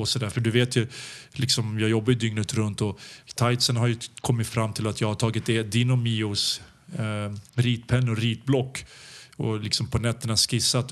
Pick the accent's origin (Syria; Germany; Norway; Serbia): Serbia; also born or lived in Belgrade; now in Sweden; vi kommer ju från Balkan